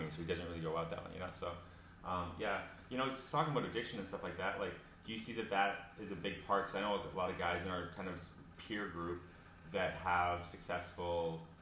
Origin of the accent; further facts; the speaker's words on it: Alberta, Canada; we're both from Alberta